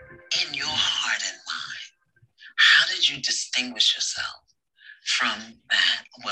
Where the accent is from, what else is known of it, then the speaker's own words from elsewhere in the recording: New York City, New York, United States; I'm from Brooklyn.